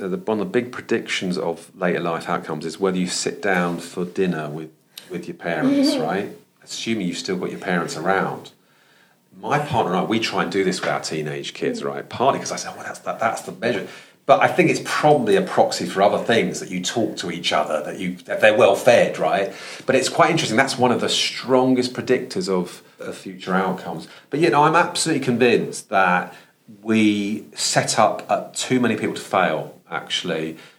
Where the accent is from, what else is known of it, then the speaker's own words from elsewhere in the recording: London, United Kingdom; accent: Estuary English; So I talked a bit like, because I'm from London, I talked like that a long time ago.